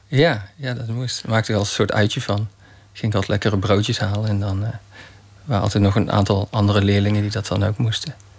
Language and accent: Dutch; Roosendaal, North Brabant, Netherlands; ik ben geboren in Roosendaal, in Brabant.